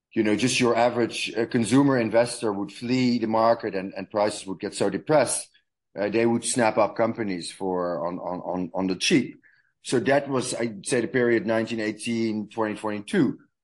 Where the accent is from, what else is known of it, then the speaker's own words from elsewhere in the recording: Amsterdam, North Holland, Netherlands; moved away as an adult; also born or lived in New York / Berlin; I'm originally from the Netherlands, from Amsterdam, where I was born and raised